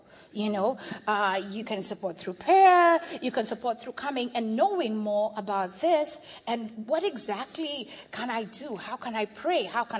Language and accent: English; Kenya; by virtue of the fact that I'm Kenyan